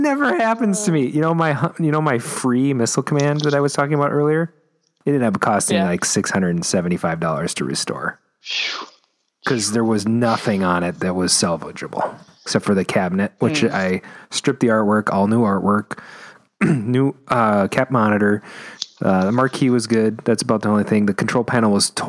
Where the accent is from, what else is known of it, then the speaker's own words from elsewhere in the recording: United States; I'm American.